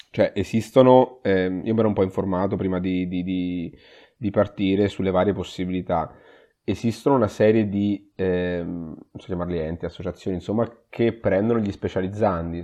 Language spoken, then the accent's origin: Italian; Perugia, Umbria, Italy; moved away as an adult; now in Padua, Italy; sono umbro in realtà, vengo da Perugia, ho fatto, ho fatto l'università a Perugia